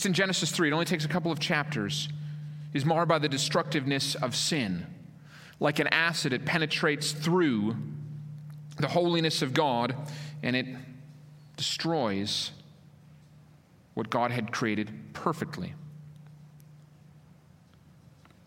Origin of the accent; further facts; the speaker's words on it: Minnesota, United States; moved away; I grew up in Minnesota, land of 10,000 lakes.